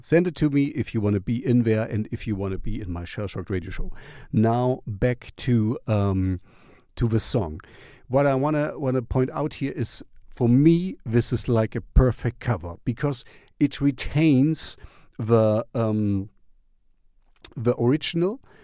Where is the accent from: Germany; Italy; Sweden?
Germany; English is a second language; back in the East uh, Germany. You know, I grew up in the Russian zone